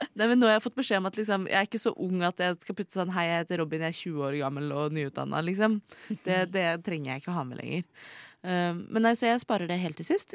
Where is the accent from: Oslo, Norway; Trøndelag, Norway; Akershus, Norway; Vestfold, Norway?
Oslo, Norway; jeg kom fra Oslo